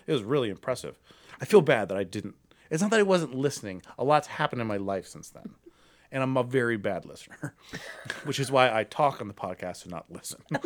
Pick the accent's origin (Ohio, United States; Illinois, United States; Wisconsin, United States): Ohio, United States; Akron; moved away as an adult; now in Cleveland, United States; I'm from Akron